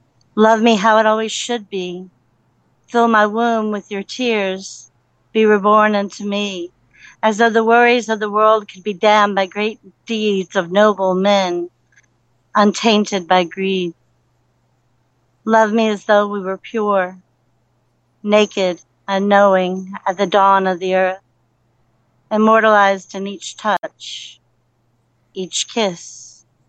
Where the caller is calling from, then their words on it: Somerville, South Carolina, United States; It's from Somerville, South Carolina, near Charleston, and it is awesome sauce.